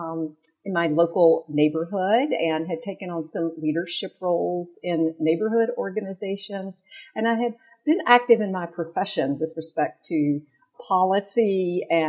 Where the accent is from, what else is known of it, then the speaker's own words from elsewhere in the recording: Longview, Texas, United States; also born or lived in Chattanooga, Tennessee; now in Decatur, United States; I actually grew up in a small town in East Texas, Longview, Texas